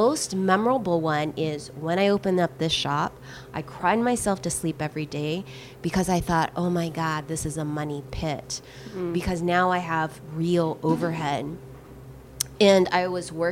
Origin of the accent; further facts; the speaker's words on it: the Bible Belt, United States; now in Los Angeles, United States; I grew up in the Bible Belt.